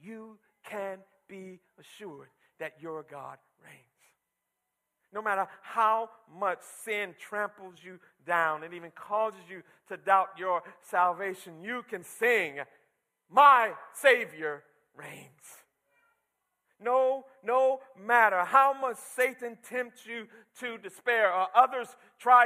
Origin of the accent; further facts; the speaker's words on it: Michigan, United States; when I was a young boy growing up in Michigan, we, out in the countryside